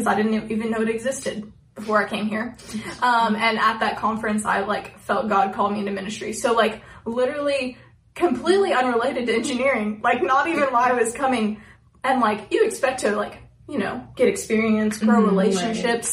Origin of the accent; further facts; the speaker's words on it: Tennessee, United States; moved away as an adult; now in Missouri, United States; we're both from Tennessee and we're here in Missouri